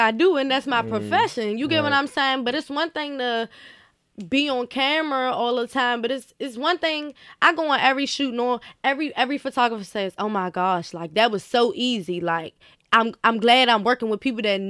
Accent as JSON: {"language": "English", "area": "Washington, D.C.", "region": "Maryland", "country": "United States", "tie": "born or raised there", "said": "I grew up in Maryland. Right. And so, after being in trouble and doing all this and doing all that, I ended up in the city with my mother. I went to Wilson."}